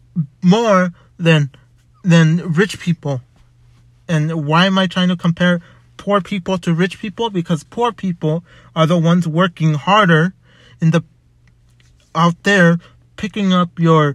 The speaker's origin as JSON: {"language": "English", "country": "United States", "tie": "born or raised there", "said": "I'm an American. I was born here"}